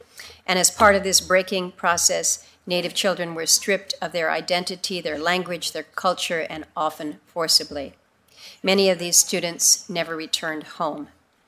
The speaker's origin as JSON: {"language": "English", "region": "Alaska", "country": "United States", "said": "my home state of Alaska"}